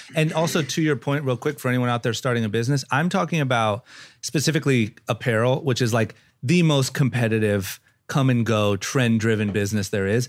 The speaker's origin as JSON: {"language": "English", "town": "Akron", "region": "Ohio", "country": "United States", "tie": "born or raised there", "also_born_or_lived": "Los Angeles", "moved": "as an adult", "said": "I grew up in Ohio"}